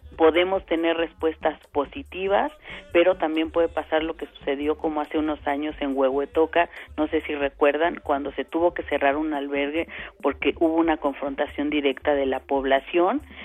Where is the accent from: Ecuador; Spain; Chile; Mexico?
Mexico; nosotros, por ejemplo, aquí en, en, en México